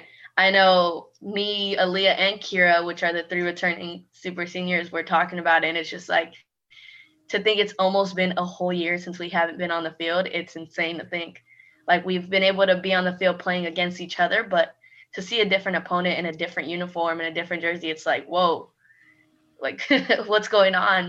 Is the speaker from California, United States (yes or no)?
yes; California, United States; moved away as an adult; I am from California, and being so far away from home